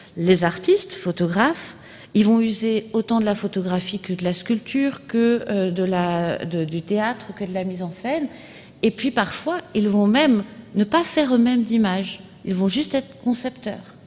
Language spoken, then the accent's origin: French; France; chez nous, en France